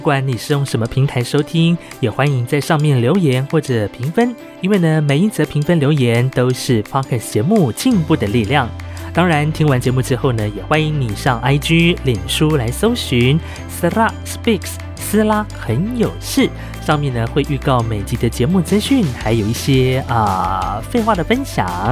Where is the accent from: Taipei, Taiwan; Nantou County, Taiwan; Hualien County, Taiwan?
Hualien County, Taiwan; Ji'an; accent: Nanshi Amis; 是是来自花莲吉安这边的阿美族。然后呢，呃，我的方言是属于南式阿美哦